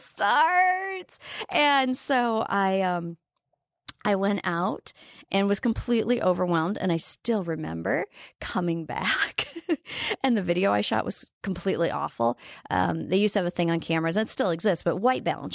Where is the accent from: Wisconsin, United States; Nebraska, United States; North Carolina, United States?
Nebraska, United States; Wayne; now in South Dakota, United States; I grew up in Wayne, Nebraska